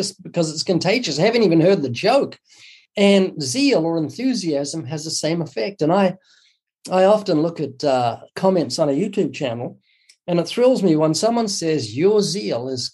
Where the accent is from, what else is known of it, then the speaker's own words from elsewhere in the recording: New Zealand; moved away as an adult; also born or lived in Southern California; now in California, United States; I was born twice in New Zealand. You might notice a very slight accent. That's because I'm from down under. I've been living in the U.S. for 32 years